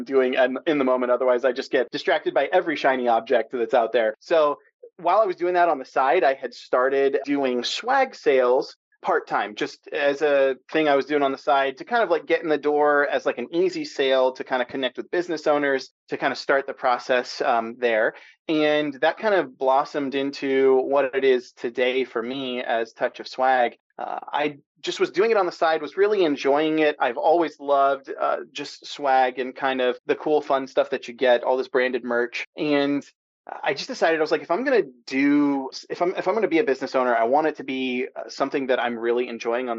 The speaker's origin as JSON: {"language": "English", "town": "San Diego", "region": "California", "country": "United States", "tie": "born or raised there", "also_born_or_lived": "the South / East Coast", "moved": "yes", "lives_now": "Pacific Northwest, United States", "said": "I'm a SoCal boy born and raised in San Diego."}